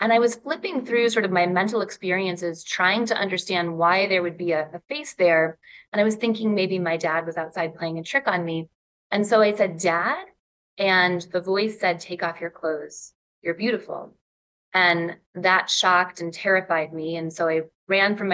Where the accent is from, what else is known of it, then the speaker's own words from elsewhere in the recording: Ann Arbor, Michigan, United States; I grew up in Ann Arbor, Michigan